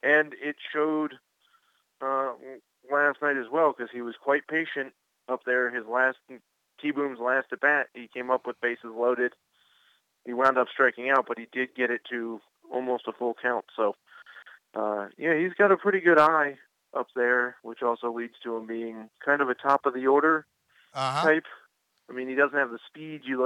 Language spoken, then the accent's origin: English; Washington, District of Columbia, United States; also born or lived in New York area; My family's all Yankees fans and grew up in D.C.